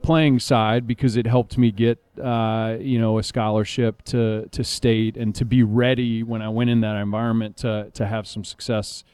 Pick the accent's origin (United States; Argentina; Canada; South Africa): United States; Raleigh, North Carolina; born or raised there